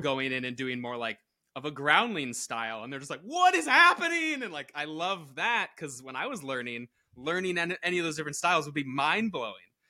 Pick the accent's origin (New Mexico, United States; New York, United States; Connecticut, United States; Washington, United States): Connecticut, United States; also born or lived in Florida; now in Los Angeles, United States; Connecticut originally